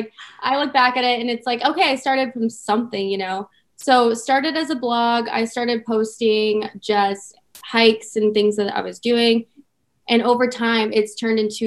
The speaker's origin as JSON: {"language": "English", "town": "Mesa", "region": "Arizona", "country": "United States", "tie": "born or raised there", "also_born_or_lived": "Tucson, Arizona", "lives_now": "Scottsdale, United States", "said": "I grew up over in Mesa, Arizona."}